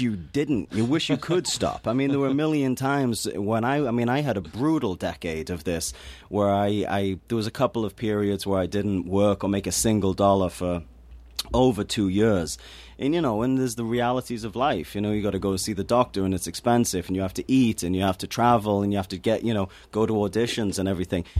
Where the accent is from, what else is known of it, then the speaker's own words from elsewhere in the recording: Newcastle upon Tyne, North East England, United Kingdom; moved away; I come from Newcastle-upon-Tyne, which is a, a very depressed working class city in the north of England